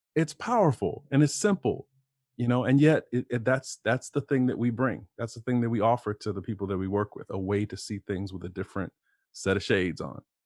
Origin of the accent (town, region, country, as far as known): Lima / Cincinnati, Ohio, United States; born or raised there; also born or lived in Toledo, Ohio